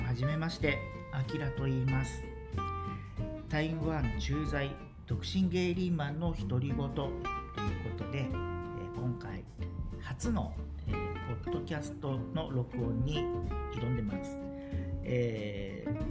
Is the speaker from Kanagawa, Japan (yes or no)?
yes; Kanagawa, Japan; moved away as an adult; also born or lived in Tokyo; now in Taiwan; もともと神奈川で生まれまして